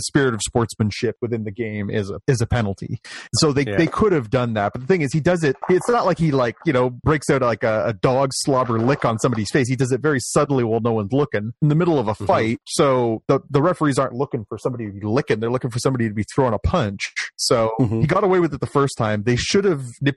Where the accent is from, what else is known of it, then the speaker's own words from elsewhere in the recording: Canada; they take us out of school as Canadian kids